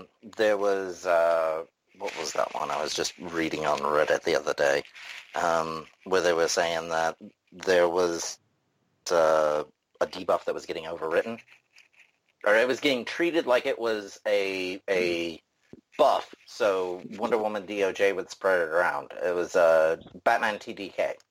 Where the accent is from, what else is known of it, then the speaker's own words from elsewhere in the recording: Manchester, North West England, United Kingdom; accent: messed up Manchester and Tennessee accent; also born or lived in Tennessee, United States; Manchester and Tennessee. So, very messed up accent, if that's why you're asking.